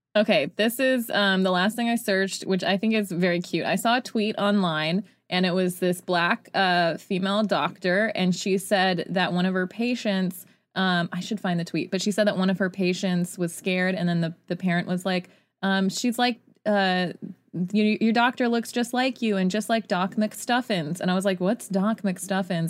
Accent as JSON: {"language": "English", "region": "Utah", "country": "United States", "tie": "born or raised there", "said": "growing up in Utah"}